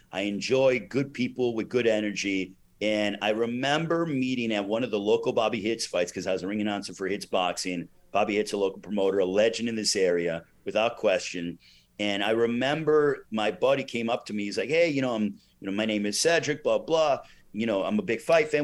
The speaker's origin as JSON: {"language": "English", "town": "East Chicago", "region": "Indiana", "country": "United States", "tie": "born or raised there", "said": "I grew up in East Chicago, Indiana, I'm very proud of where I'm from"}